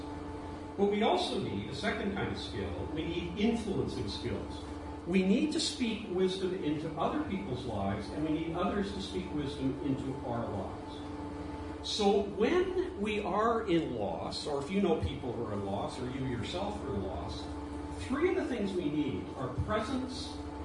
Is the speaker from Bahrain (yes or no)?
no; Toronto, Ontario, Canada; also born or lived in Ireland; I was raised and born in Ireland, but raised a lot of my early childhood in Toronto